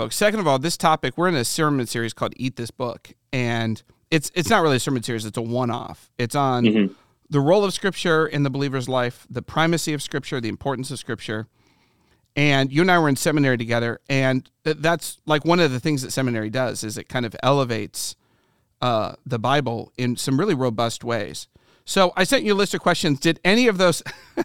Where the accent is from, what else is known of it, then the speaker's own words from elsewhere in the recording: Ohio, United States; I'm from Ohio